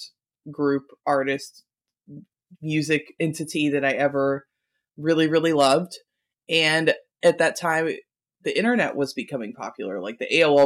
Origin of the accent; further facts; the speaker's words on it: Kentucky, United States; I'm from Kentucky